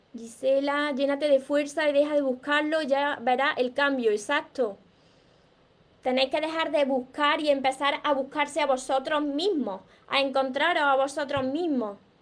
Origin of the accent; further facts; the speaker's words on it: Córdoba, Andalusia, Spain; te encanta mi acento, pues soy de Córdoba, de, Córdoba, Andalucía, por eso me como las S, me como las palabras